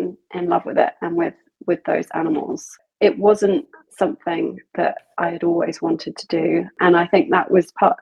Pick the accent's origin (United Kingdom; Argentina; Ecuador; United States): United Kingdom; South of England; I am from England. I grew up in the south of England